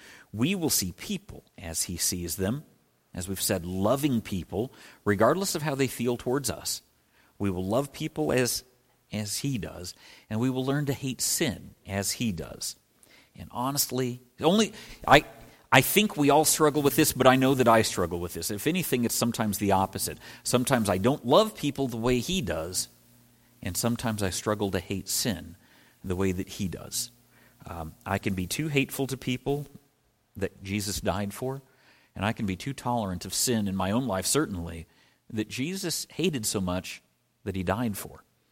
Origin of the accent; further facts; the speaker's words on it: Midwest, United States; All right, that's a Midwest store. I'm from the Midwest. They're everywhere.